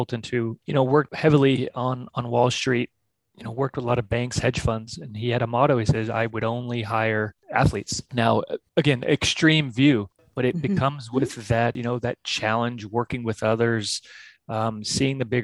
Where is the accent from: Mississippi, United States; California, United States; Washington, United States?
California, United States; San Diego; moved away as an adult; also born or lived in Switzerland / Australia; I'm originally from California in San Diego. So I was born and raised there, graduated there